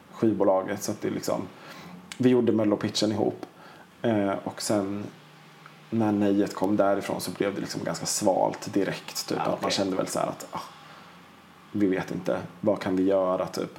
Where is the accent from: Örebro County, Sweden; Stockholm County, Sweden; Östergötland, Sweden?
Östergötland, Sweden; Linköping; moved away; also born or lived in Piteå / Tjörn / Gothenburg / Kungälv; jag är född och uppvuxen i Linköping